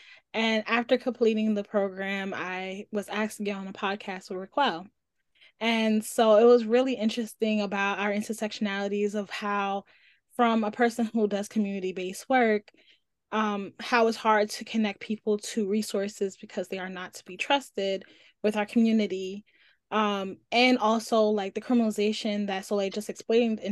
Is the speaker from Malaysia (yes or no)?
no; New York City, New York, United States; I'm also from Brooklyn